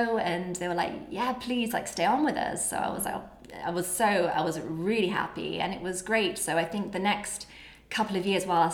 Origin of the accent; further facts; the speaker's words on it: England, United Kingdom; being English